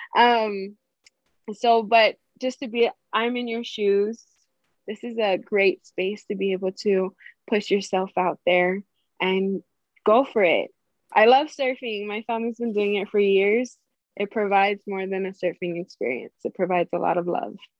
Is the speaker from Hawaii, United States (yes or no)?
yes; Hawaii, United States; growing up in Hawaii